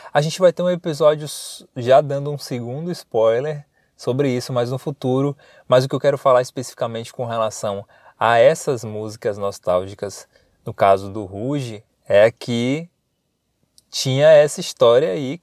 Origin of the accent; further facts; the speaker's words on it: Paripiranga, Bahia, Brazil; now in Salvador, Brazil; Eu sou, eu moro em Salvador, eu sou do interior da Bahia, uma cidade chamada Paripiranga.